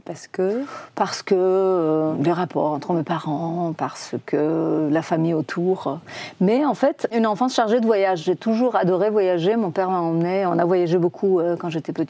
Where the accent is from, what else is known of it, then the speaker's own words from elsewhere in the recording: Iran; French is a second language; moved away as an adult; also born or lived in Tehran; now in Paris, France; c'est chez eux que je suis arrivée la première fois quand j'ai quitté l'Iran.